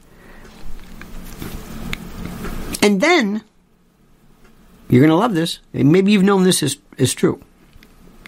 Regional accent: Florida, United States; Growing up in Florida

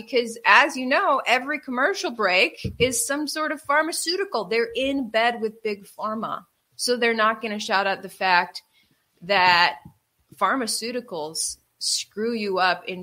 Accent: Wisconsin, United States; moved away; also born or lived in New York; I grew up in Wisconsin

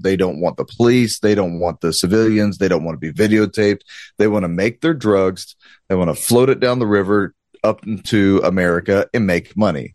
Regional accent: Southeast Texas, United States; I'm a good old country boy, I'm a Cajun from Southeast Texas

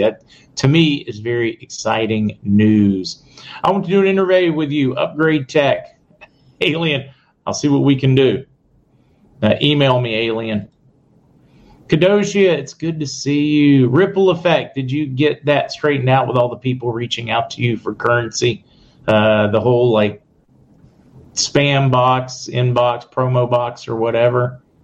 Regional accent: Indiana County, Pennsylvania, United States; moved away; I'm originally from Indiana County in Pennsylvania

